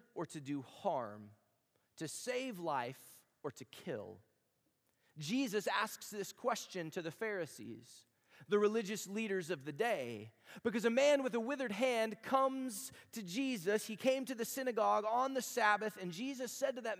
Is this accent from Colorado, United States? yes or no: no; Texas, United States; moved away; I'm from Texas